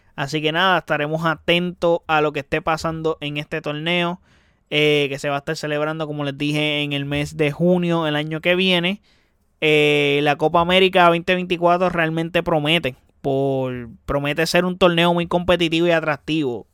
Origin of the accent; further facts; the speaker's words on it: Puerto Rico; como puertorriqueño